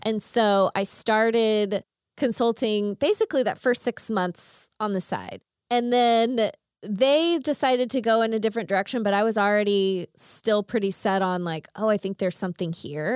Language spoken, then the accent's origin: English; Chickasha, Oklahoma, United States; I grew up in Chickasha